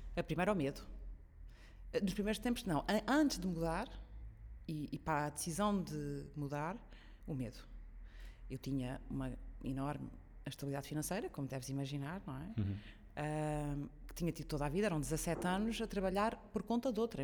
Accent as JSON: {"language": "Portuguese", "area": "São Miguel", "region": "Azores", "country": "Portugal", "tie": "born or raised there", "said": "Eu sou açoriana de São Miguel, nasci e cresci lá."}